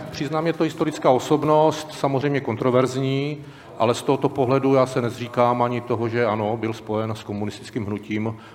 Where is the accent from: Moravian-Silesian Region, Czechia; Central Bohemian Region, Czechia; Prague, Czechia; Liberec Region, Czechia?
Moravian-Silesian Region, Czechia; Ostrava; Tak jelikož jsem z Ostravy, a to už doufám podle hlasu bude brzo poznat